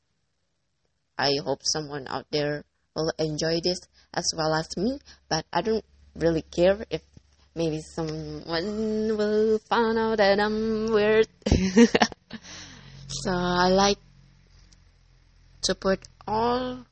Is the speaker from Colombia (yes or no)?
no; Indonesia; English is a second language; I'm from Indonesia